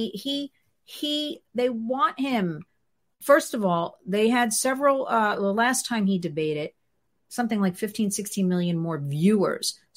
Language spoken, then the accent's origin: English; United States; it is so depressing and upsetting as an American